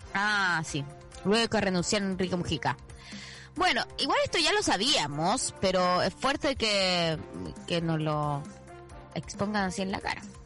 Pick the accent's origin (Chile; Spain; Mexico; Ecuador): Chile; now in Argentina; Yo soy de Chile